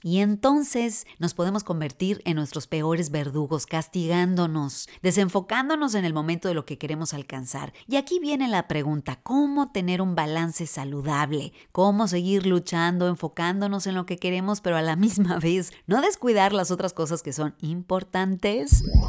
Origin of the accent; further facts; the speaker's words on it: northern Mexico, Mexico; moved away as an adult; also born or lived in Michigan; me fui del norte de México hasta el norte de Estados Unidos